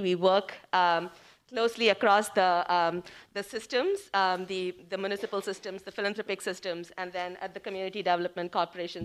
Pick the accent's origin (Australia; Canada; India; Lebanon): India; moved away as an adult; now in Cleveland, United States; I came from India